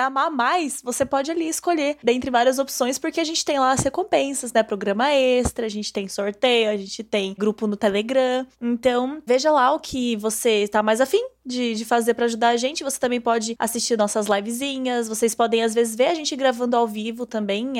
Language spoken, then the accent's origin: Portuguese; interior of São Paulo, Brazil; Eu sou do interior de São Paulo